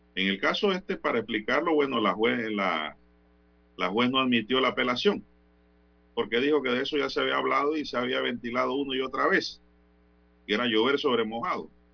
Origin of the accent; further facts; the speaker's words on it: Panama; como panameño y como ciudadano